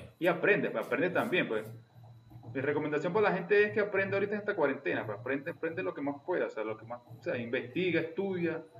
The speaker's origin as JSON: {"language": "Spanish", "region": "eastern Venezuela", "country": "Venezuela", "said": "Yo soy un mal oriental"}